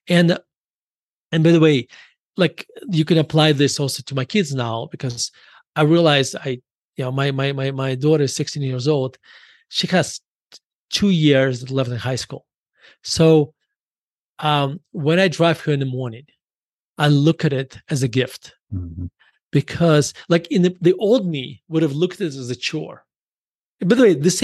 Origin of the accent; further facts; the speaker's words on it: Russia; now in United States; me being growing up in Russia